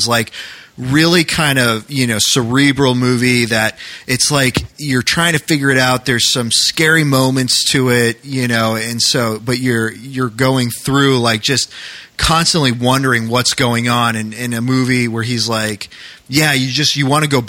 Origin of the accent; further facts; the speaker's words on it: New England, United States; moved away; growing up in New England